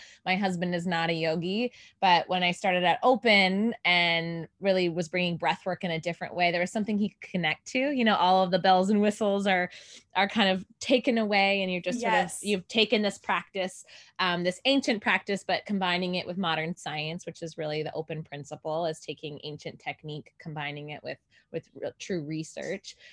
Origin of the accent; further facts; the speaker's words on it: Canada; now in Los Angeles, United States; I am originally from Canada, but I live here in Los Angeles, California now.